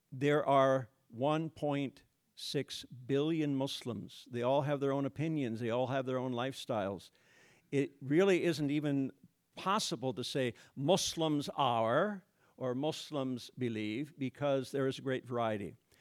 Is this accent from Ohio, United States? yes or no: no; Iowa, United States; moved away as an adult; also born or lived in Bahrain / Middle East / Addis Ababa, Ethiopia; I taught for ten years in this, this area in a religion department at Northwestern College, went back to my hometown